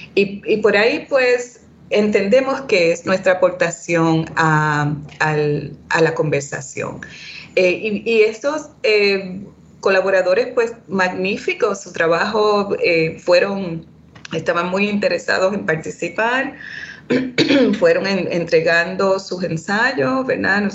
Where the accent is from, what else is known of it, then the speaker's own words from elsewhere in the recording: Boston, Massachusetts, United States; first language Spanish; also born or lived in Puerto Rico; yo nací en Puerto Rico, eh, un poco de trasfondo biográfico, pero a una muy temprana edad eh, mis padres me trasladaron a la ciudad de Boston, donde me crié por muchos años